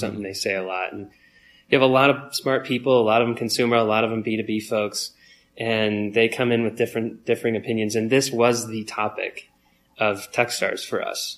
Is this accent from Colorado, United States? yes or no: yes; Longmont, Colorado, United States; we grew up in Longmont, Colorado